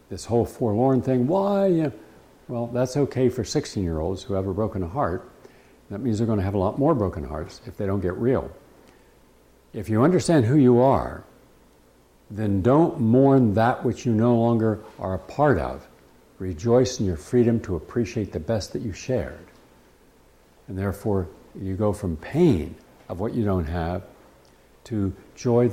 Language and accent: English; West Virginia, United States; some of these guys I grew up with in West Virginia